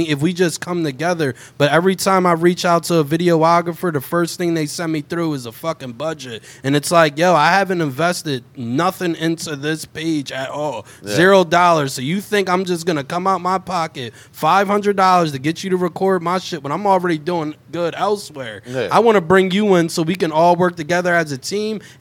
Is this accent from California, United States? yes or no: no; New Jersey, United States; also born or lived in Philadelphia; I grew up all around Jersey